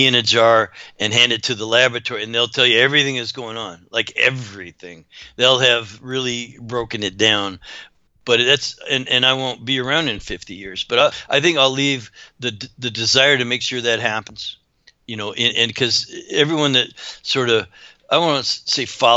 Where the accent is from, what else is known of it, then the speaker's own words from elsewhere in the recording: Canada; I grew up in Canada